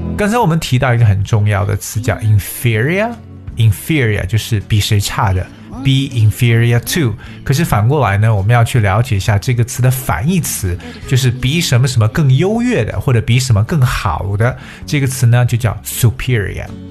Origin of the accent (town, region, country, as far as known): China